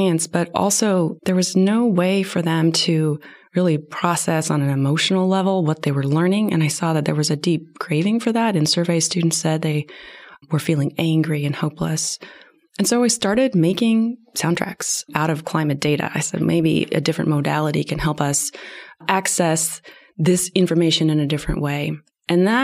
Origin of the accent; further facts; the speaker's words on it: Tacoma, Washington, United States; I grew up in Tacoma, as I said earlier, in Tacoma, Washington